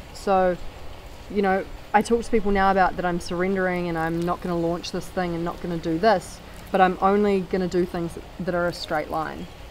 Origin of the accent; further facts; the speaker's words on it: New Zealand; I'm from New Zealand